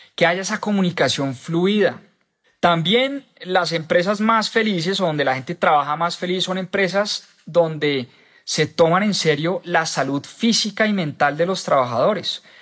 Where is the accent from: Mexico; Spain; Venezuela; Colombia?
Colombia; en mi país, en Colombia